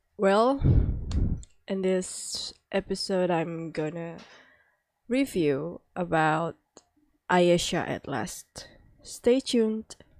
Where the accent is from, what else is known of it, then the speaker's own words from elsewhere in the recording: Indonesia; English is a second language; I'm from Indonesia